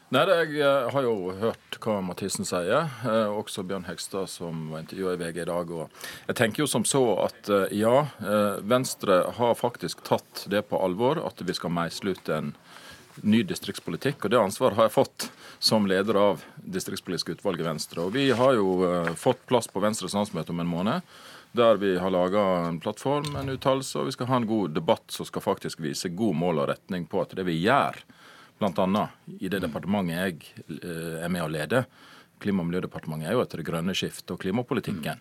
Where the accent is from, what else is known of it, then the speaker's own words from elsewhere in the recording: Jølster, Vestland, Norway; er permittert kommunestyrerepresentant i Jølster, der jeg kommer fra